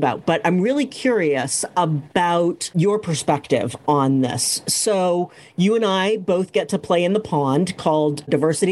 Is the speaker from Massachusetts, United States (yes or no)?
yes; Cambridge, Massachusetts, United States; I grew up in Cambridge, Massachusetts